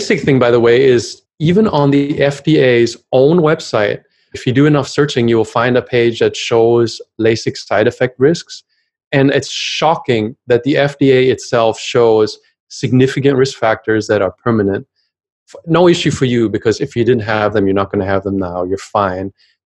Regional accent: Germany; English is a second language

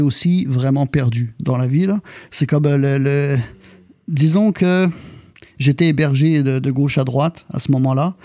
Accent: France; accent: French; also born or lived in Laval, Quebec, Canada; now in Montreal, Canada; je suis arrivé en France en 88. Donc, j'ai vécu là-bas. C'est là-bas que j'ai pogné mon accent

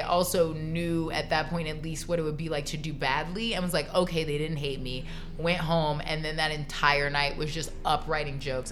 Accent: Florida, United States; growing up in Florida

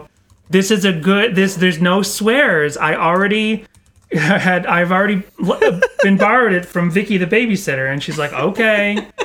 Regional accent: Massachusetts, United States; now in Los Angeles, United States; Boston, or outside of Boston, north of Boston.

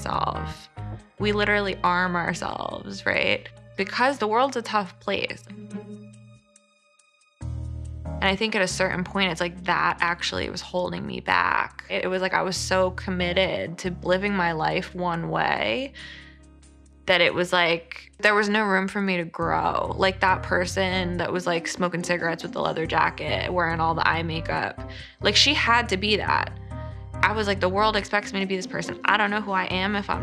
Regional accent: New York, United States; I grew up in New York

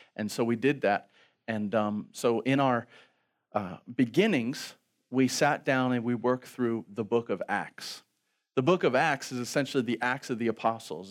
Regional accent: Baltimore, Maryland, United States; also born or lived in Virginia; We're from Baltimore

